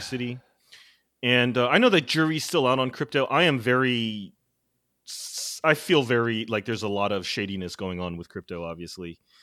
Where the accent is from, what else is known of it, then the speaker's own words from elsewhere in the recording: New York, United States; as a New Yorker, as a constituent